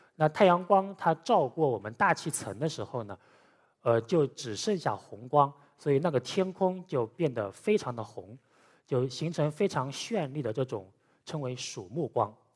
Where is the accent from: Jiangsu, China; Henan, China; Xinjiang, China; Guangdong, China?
Jiangsu, China; Wuxi; now in Shanghai, China; 我老家是无锡的